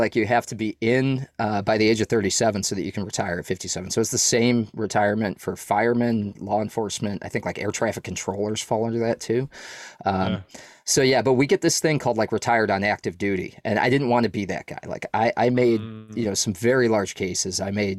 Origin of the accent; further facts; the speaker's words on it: New England, United States; And I was like from New England, and I'd never been to Texas